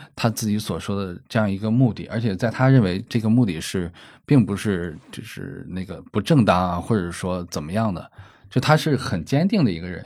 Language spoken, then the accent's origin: Chinese; Shandong, China; 虽然受山东这种传统的观念影响